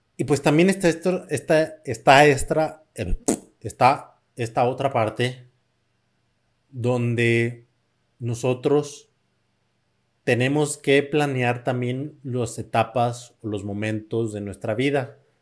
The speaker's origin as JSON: {"language": "Spanish", "country": "Mexico", "said": "yo soy mexicano"}